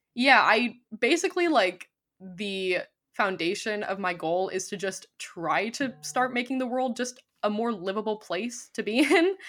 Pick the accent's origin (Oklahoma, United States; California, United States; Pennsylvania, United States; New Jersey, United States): California, United States; I'm also from California